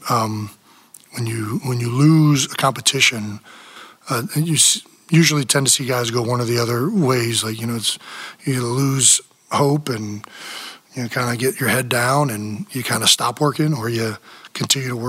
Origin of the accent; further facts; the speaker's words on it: Cleveland, Ohio, United States; now in Philadelphia, United States; growing up in Cleveland